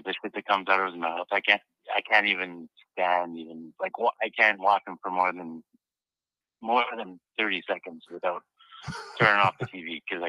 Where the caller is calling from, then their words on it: British Columbia, Canada; I'm from Canada and British Columbia.